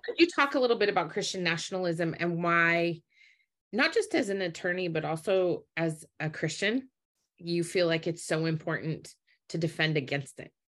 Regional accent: Utah, United States; I grew up in Utah

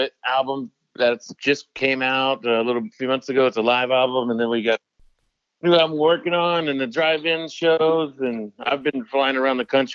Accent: Mississippi, United States; now in Los Angeles, United States; I'm from Mississippi

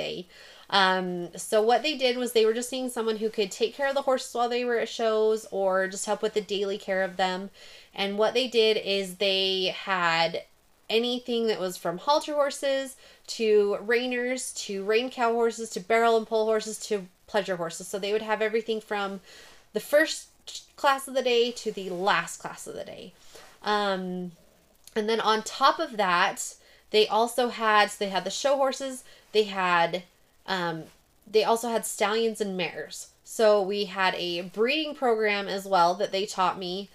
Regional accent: Price, Utah, United States; I am from Price, Utah, which is a town of about 8,200 people in eastern Utah

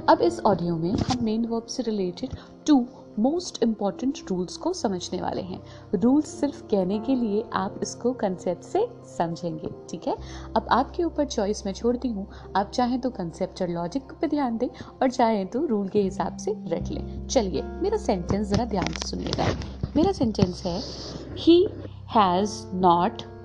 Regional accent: India; first language Hindi; हम हिंदुस्तानी हैं हमारी मातृभाषा हिंदी है

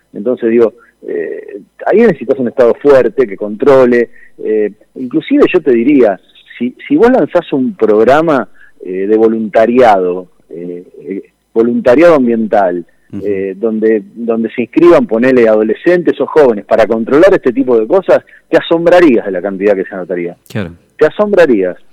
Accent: Argentina

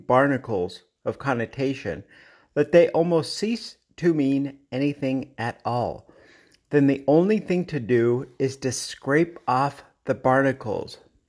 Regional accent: Denver, Colorado, United States; And Denver, Colorado, my hometown, they're expected snow tomorrow.

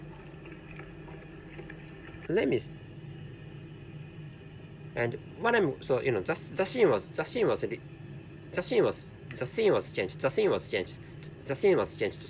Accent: Japan; first language Japanese; English is a second language; my mother tongue is Japanese, and so this is a non-native language, and I can't speak English natively

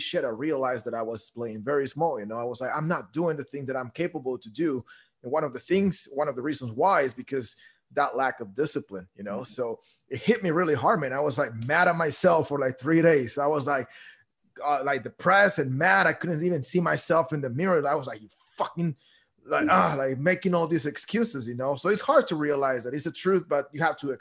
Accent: Guatemala; I grew up in Guatemala

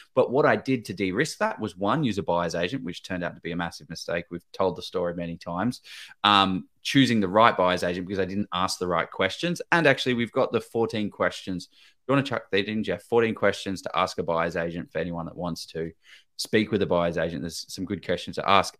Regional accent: Victoria, Australia; I'm from Victoria

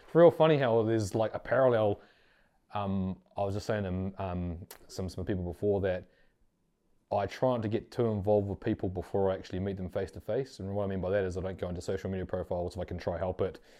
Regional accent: Auckland, New Zealand; born and bred in West Auckland.

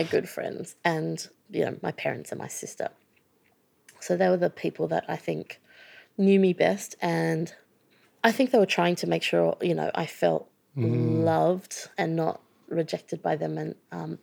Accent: Sydney, New South Wales, Australia; moved away as an adult; also born or lived in United Kingdom; I was brought up in Sydney

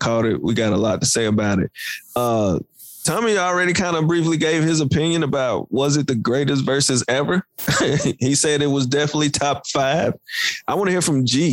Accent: the South, United States; we're from the South

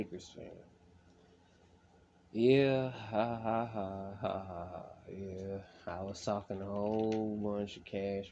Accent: California, United States; I'm from Cali. California. I'm not gonna say I'm from Los Angeles. No, from a small part of California

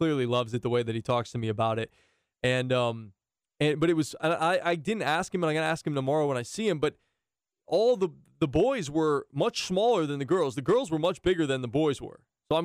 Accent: Northeast, United States; moved away; growing up in the Northeast, as a guy playing basketball

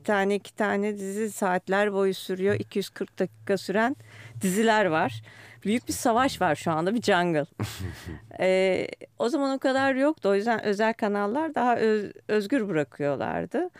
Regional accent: Istanbul, Turkey; Büyükada'da büyüdüm.

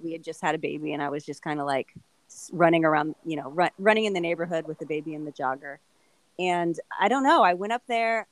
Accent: Southern California, United States; moved away as an adult; now in Phoenix, United States; I grew up in Southern California, but once I moved to Arizona to Phoenix area

